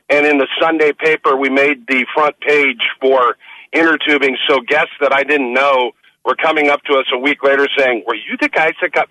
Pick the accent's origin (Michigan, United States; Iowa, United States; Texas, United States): Iowa, United States; Decorah; No, it was uh, Northeast Iowa. I'm from Decorah, Iowa.